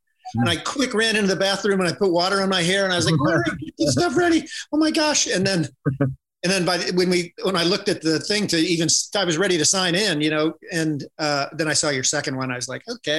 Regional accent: Sharon Center, Ohio, United States; born or raised there; moved away; also born or lived in Uniontown, Ohio

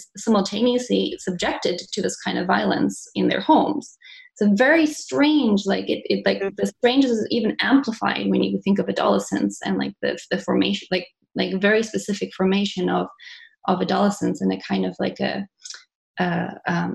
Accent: South Africa; now in Montreal, Canada; I was born in Montreal. I grew up in South Africa.

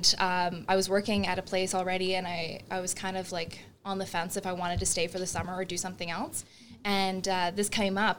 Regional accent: Brockville, Ontario, Canada; I lived in Brockville.

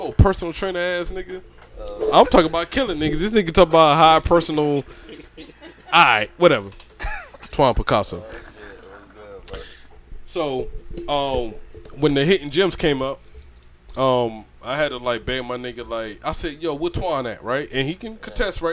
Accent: Georgia, United States; moved away; I'm from Georgia

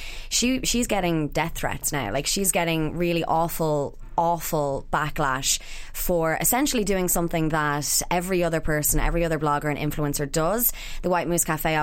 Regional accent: Ireland

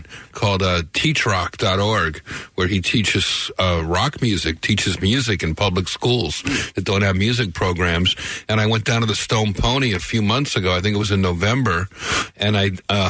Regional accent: Newark, New Jersey, United States; moved away; also born or lived in Union, New Jersey / Springfield, New Jersey; I'm a Jersey boy, so it speaks to me. I'm from Newark, New Jersey originally, and Union and Springfield, New Jersey, and I come down to the shore with my family in the summer

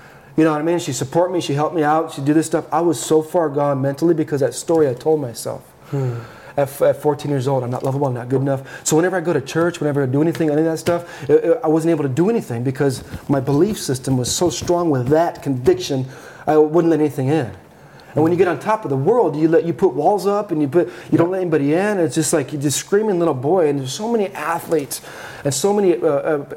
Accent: Southern California, United States; now in Arizona, United States; I grew up in Southern California

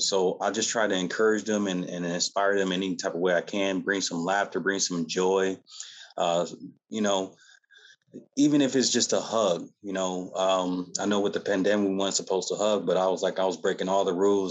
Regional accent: Battle Creek, Michigan, United States; now in Lawton, United States; I'm, I'm not originally from Lawton, O, Oklahoma. I'm from Battle Creek, Michigan

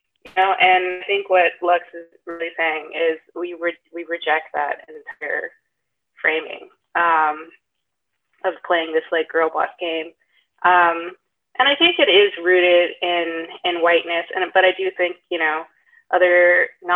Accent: the South, United States; I grew up in the South as well

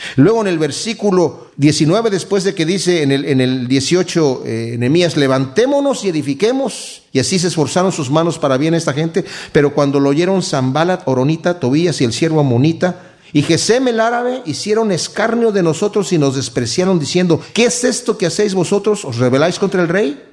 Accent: Mexico; now in United States; yo soy mexicano y mi esposa es de aquí de Estados Unidos

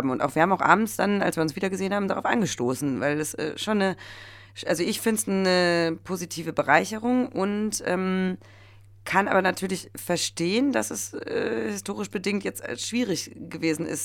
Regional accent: North Rhine-Westphalia, Germany; ich bin am Niederrhein groß geworden. Wir sind eigentlich auf dem gleichen breiten Grad groß geworden, nur dass ich an der holländischen Grenze und er an der polnischen Grenze groß geworden ist.

